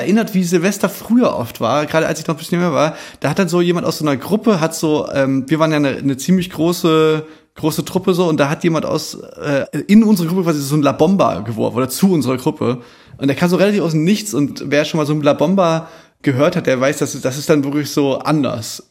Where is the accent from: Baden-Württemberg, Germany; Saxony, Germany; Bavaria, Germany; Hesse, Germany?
Saxony, Germany; Chemnitz; Bei uns in Chemnitz gab es da wirklich viele so, so Abrisshäuser, so, wir sind ja so Nachwendekinder